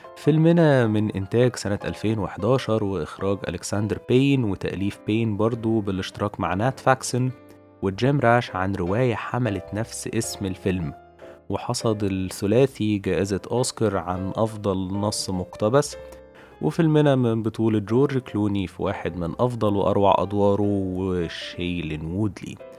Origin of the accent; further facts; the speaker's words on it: Egypt; عندنا في مصر